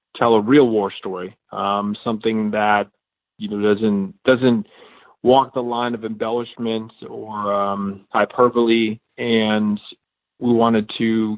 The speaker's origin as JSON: {"language": "English", "region": "Connecticut", "country": "United States", "tie": "born or raised there", "also_born_or_lived": "Virginia", "moved": "as an adult", "said": "I grew up in Connecticut in a very small town"}